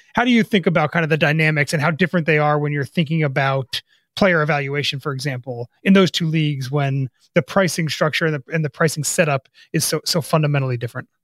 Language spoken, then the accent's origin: English; New Jersey, United States; I grew up in North Jersey as a Jaguars fan